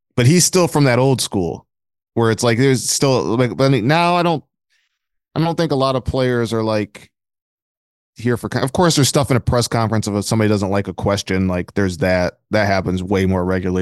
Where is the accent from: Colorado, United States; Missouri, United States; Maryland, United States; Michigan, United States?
Michigan, United States; Flint; I'm from Flint, Michigan